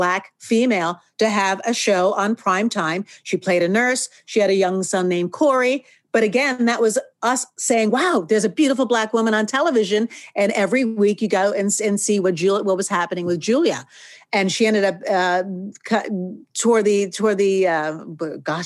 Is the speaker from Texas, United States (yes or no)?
no; outside New York, United States; I grew up outside New York, multicultural area